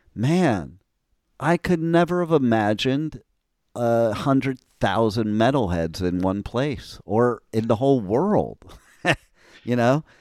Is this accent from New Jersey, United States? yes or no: yes; New Jersey, United States; moved away; also born or lived in Old Bridge, New Jersey / Los Angeles; I'm originally from Jersey